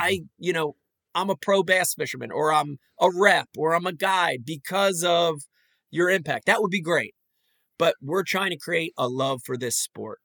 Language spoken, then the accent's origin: English; Philadelphia, Pennsylvania, United States; I grew up in Philly